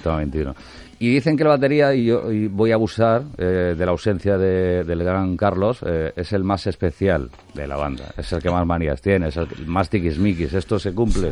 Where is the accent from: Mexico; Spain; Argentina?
Spain; Almería, Andalusia; Almería, nuestra tierra